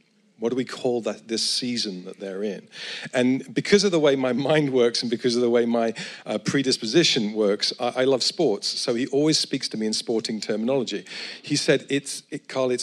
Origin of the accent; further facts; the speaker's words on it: Edinburgh, Scotland, United Kingdom; I come from Edinburgh